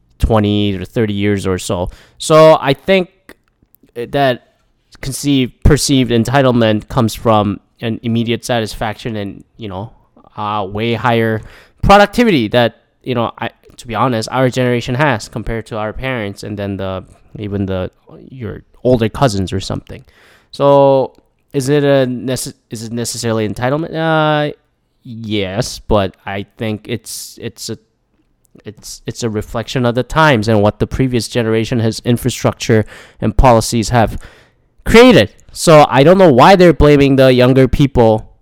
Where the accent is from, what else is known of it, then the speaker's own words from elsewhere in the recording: Canada; But I like the fact that I'm a Canadian citizen. And then I think a lot of Canadian people are like more representative about that.